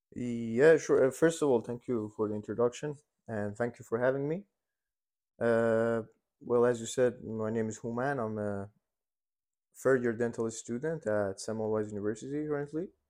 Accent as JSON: {"language": "English", "country": "Iran", "tie": "born or raised there", "moved": "as an adult", "lives_now": "Hungary", "said": "I was born and raised in Iran"}